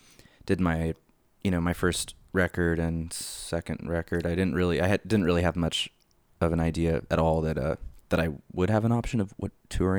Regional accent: Long Beach, California, United States; Yeah, I'm originally from Long Beach, LA County.

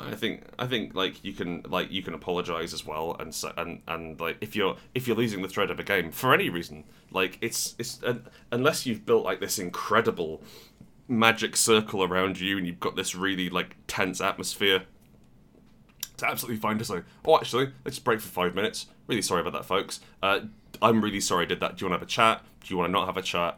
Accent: United Kingdom

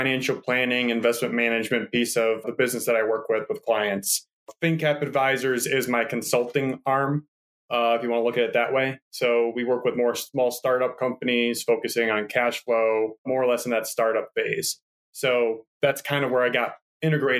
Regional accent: Michigan, United States; moved away; I was originally from Michigan as well.

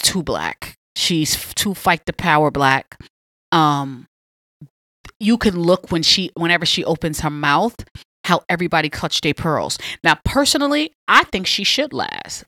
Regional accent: New York City, New York, United States; Born and raised Southside Jamaica, Queens all day

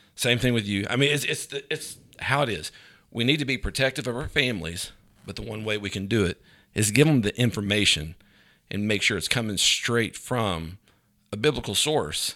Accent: Grundy, Virginia, United States; I grew up in Virginia

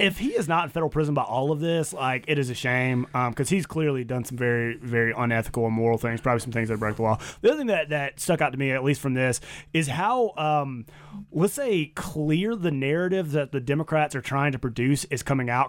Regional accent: the South, United States; now in Boise, United States; I'm from the South

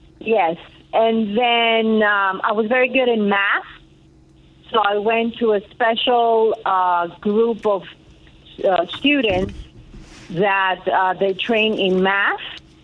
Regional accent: Athens, Attica, Greece; also born or lived in Queens, New York; we moved back to Greece. And we reside in Athens. I grew up in Athens. I went to school in Athens, but I was bilingual because my mom always wanted us to not forget English.

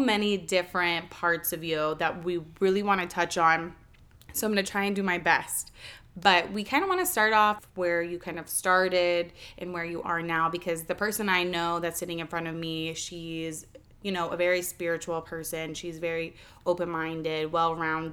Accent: the South, United States; as a kid growing up in the South

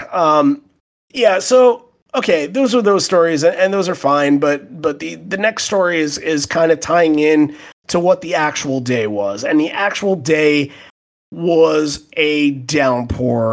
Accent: Long Island, New York, United States; I was born on Long Island

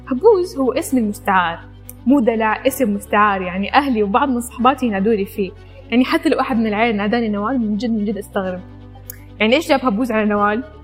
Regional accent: Iraq; also born or lived in Sudan / Saudi Arabia; now in Malaysia; انا عراقيه اتولدت في السودان وعشت في السعوديه وحاليا جالسه ادرس في ماليزيا

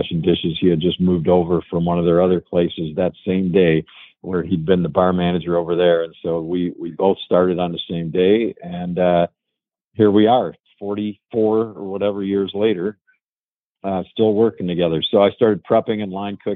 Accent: Chicago, Illinois, United States; moved away as an adult; now in Ann Arbor, United States; my hometown of Chicago. So I came here from Chicago to go to school at University of Michigan.

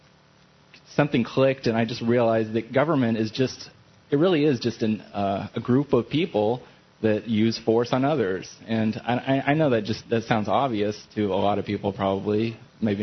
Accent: Indiana, United States; also born or lived in Hawaii; now in New Hampshire, United States; I grew up in Indiana, though, so I'm pretty used to the weather

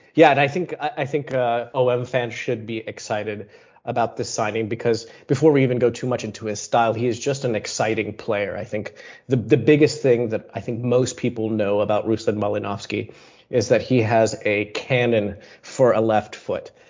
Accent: United States; I am American

